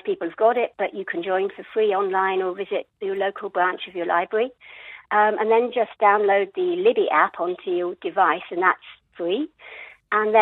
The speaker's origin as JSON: {"language": "English", "country": "United Kingdom", "also_born_or_lived": "North Yorkshire, England", "moved": "as an adult", "lives_now": "New Zealand", "said": "I was a British girl"}